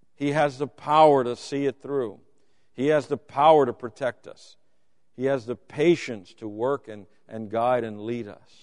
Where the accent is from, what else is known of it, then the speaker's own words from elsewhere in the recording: Louisiana, United States; I'm from Louisiana